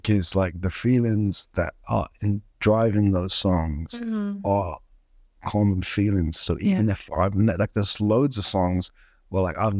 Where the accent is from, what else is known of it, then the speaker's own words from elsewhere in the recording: Sudan; like I'm from Sudan and there was like a war